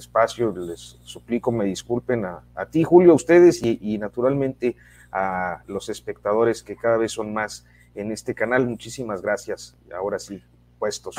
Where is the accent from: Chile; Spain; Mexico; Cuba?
Mexico